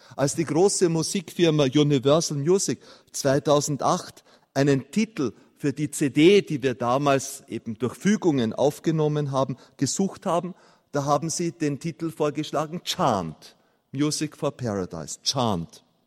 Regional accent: Austria; als Österreicher

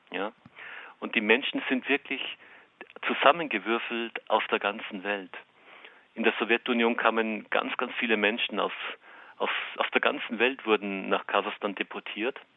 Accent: northern Austria, Austria; now in Kazakhstan; Und ich komme aus Österreich, aus dem Norden Österreichs, aus einem Gebiet, das heißt das Sibirien Österreichs.

